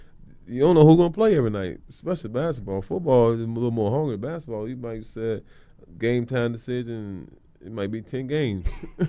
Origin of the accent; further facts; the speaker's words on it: the South, United States; Probably my grandfather back in the day, so, just growing up in the South and the body of work, what he's doing, steel mill, work in the field.